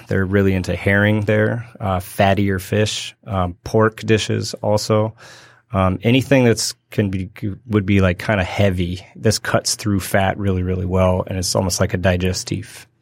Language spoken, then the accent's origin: English; Berkeley, California, United States; moved away as an adult; also born or lived in Spain; I grew up in California, in Berkeley.